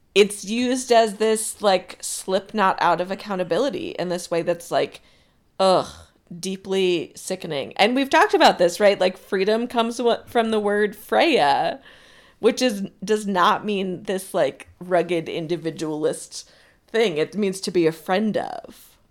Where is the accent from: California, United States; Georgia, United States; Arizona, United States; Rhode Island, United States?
Rhode Island, United States; Southern; I grew up in Southern Rhode Island